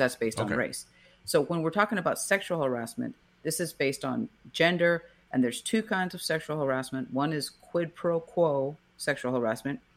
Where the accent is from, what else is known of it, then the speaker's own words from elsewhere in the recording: Brownsville, Texas, United States; Growing up in Brownsville, it kind of just seemed like an interesting thing, but I hadn't really met too many lawyers. Going to the James Pace High School there in Brownsville, Texas.